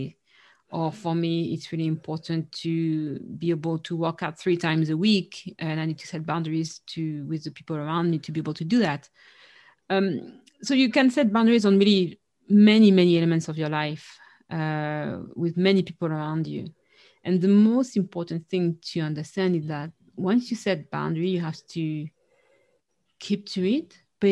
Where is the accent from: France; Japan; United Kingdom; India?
France; our family has a Caribbean background. So the notion in our family of what's a healthy or not boundary is different. And we struggled with that, you know, with Caribbean parents growing up in France